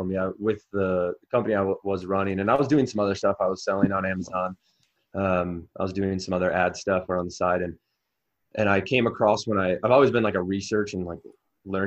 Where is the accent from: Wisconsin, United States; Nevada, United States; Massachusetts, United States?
Wisconsin, United States; moved away; I'm originally from Wisconsin